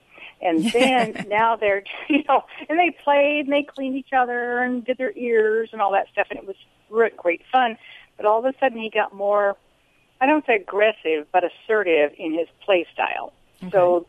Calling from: Arroyo Grande, California, United States; Arroyo Grande, California.

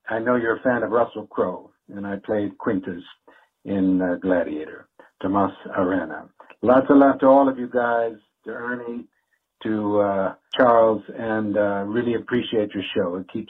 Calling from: Naples, Campania, Italy; I'm calling from Naples, Italy.

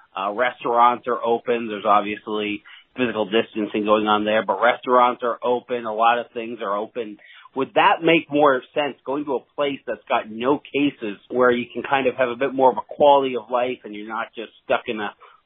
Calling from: Fredericton, New Brunswick, Canada; I'm listening from Fredericton, New Brunswick. That's in Canada.

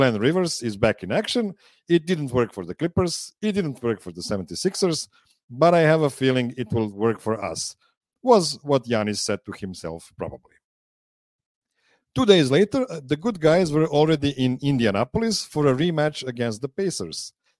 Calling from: Pančevo, Vojvodina, Serbia; I'm calling from Studio P in Pančevo, Serbia.

